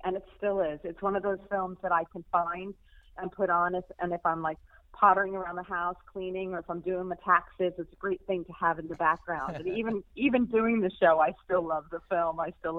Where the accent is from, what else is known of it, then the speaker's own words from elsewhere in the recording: near where Kellerman's is set, New York, United States; accent: American twang; moved away as an adult; now in United Kingdom; I was born and raised in not far, actually, from where Kellerman's is set. But I've lived in the UK now for 24 years. I just never lost my twang. And I became a UK citizen 3 years ago. Still, I'm still an American at heart